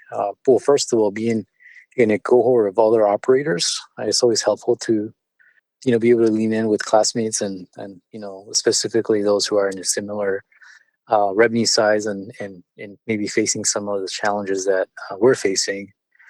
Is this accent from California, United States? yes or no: yes; California, United States; first language Spanish; English is a second language; also born or lived in Mexico City, Mexico; I was born in California and spent part of my childhood in Mexico City, where I learned, you know, Spanish and eventually came back to the U.S. In my early years, right, in fifth grade and began to learn English. So English is actually my second language.